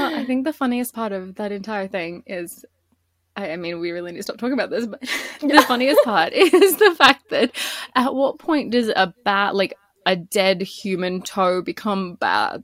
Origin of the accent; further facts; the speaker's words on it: Australia; moved away as an adult; also born or lived in British Columbia, Canada; i'm from australia originally but i lived in bc for almost four years